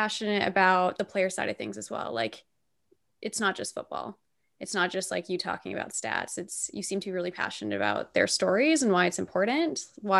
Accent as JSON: {"language": "English", "country": "Canada", "said": "I'm Canadian"}